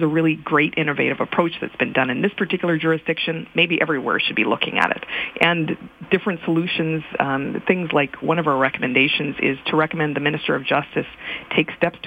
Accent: Saskatchewan, Canada; I come from Saskatchewan

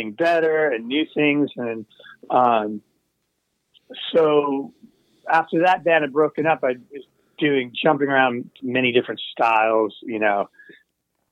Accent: Seattle, Washington, United States; also born or lived in Brooklyn, New York; We were Seattle. My family we're from Brooklyn, New York originally, but my father got work in the Seattle area, so we were like a suburb of Seattle.

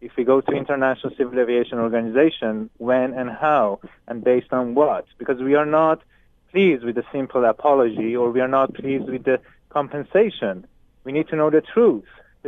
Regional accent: Canada; English is a second language; as a Canadian, now I have to work with Ukrainian prosecutor office to move this criminal case forward.

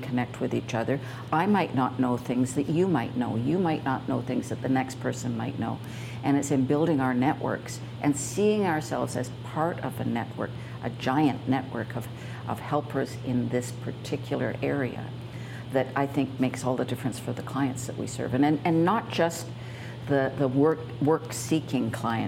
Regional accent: Canada; as one Canadian to another

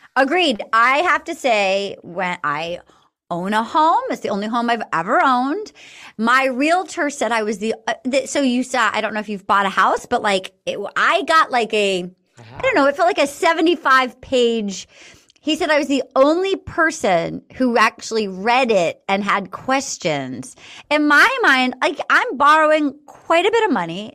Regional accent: East Coast, United States; I grew up on the East Coast

